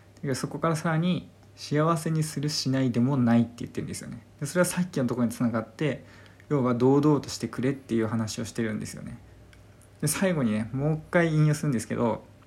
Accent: Kanto, Japan; now in Hokkaido, Japan; 今北海道にいて地元は関東

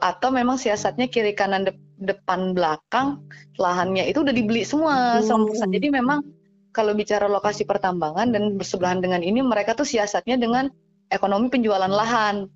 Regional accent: Karang Tunggal, Tenggarong Seberang, East Kalimantan, Indonesia; moved away as an adult; also born or lived in Yogyakarta; tempat saya di Karang Karangtunggal

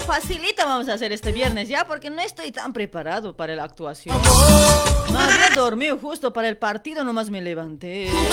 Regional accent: Bolivia; Somos sangre boliviana

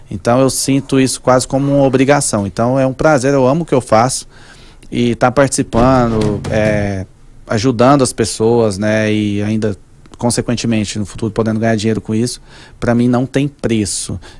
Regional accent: Manaus, Amazonas, Brazil; porque eu sou de Manaus

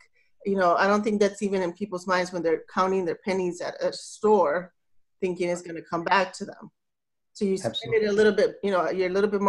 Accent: South Texas, United States; moved away; I originally I'm from South Texas, and it's a really poor, it's like the poorest part of the country, I think. It's right on the border with Mexico.

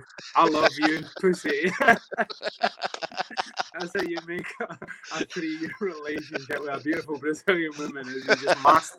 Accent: Dunfermline, Scotland, United Kingdom; accent: Fife twang; also born or lived in Edinburgh; I grew up primarily in Dunfermline, but I'll take pride in being born and bred in Edinburgh. But 100%, I know I have a Fife twang

